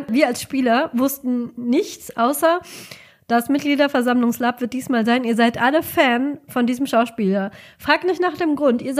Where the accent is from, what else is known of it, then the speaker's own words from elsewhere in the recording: Rhineland, Germany; now in Cologne, Germany; ich finde das nur als Rheinländerin sehr halt witzig.